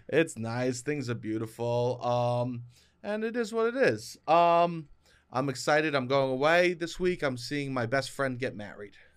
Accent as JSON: {"language": "English", "region": "New York", "country": "United States", "said": "Me as a city boy, I like to co-, like, my, because I'm from New York"}